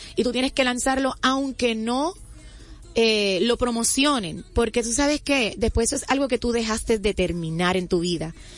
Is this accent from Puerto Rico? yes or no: yes; Puerto Rico; Yo soy eh, natural de Puerto Rico, ahí al ladito.